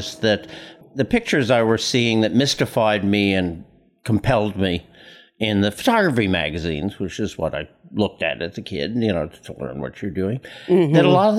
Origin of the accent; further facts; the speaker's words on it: New York City, New York, United States; I was born and raised on Staten Island, one of the boroughs of New York